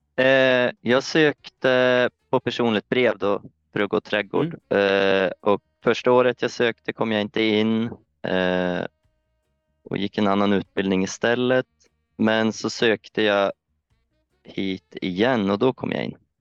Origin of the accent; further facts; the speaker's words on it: Östersund, Jämtland, Sweden; moved away as an adult; now in Öland, Sweden; jag kommer från Östersund från början och jag har väl egentligen bott där i hela mitt liv